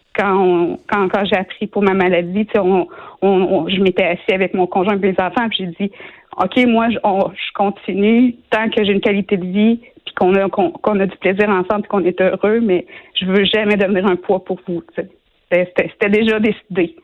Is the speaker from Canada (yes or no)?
yes; Shawinigan, Quebec, Canada